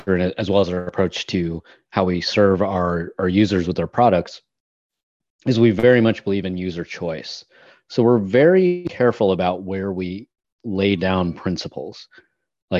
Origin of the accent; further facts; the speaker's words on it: United States; as an American